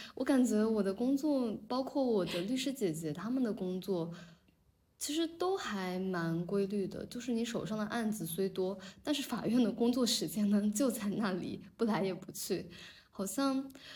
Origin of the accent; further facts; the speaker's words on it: Zhejiang, China; 我跟那个C C，我们都在浙江长大嘛